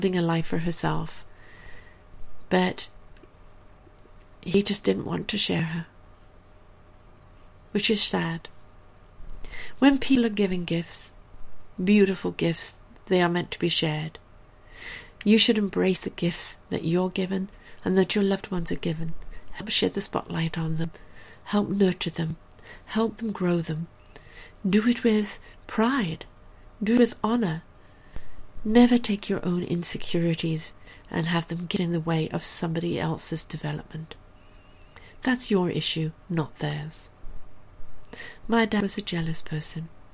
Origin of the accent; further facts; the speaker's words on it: England, United Kingdom; moved away; also born or lived in South Africa; I was born and raised in England.